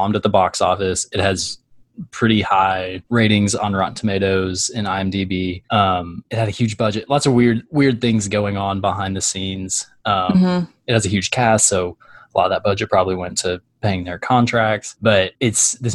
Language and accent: English; Little Rock, Arkansas, United States; my life was so mundane growing up in Little Rock, Arkansas